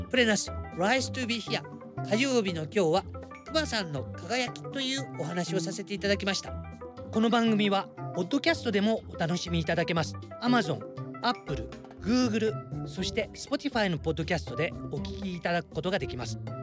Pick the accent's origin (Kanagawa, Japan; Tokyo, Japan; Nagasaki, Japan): Nagasaki, Japan; 長崎出身なんでよくわかりますけども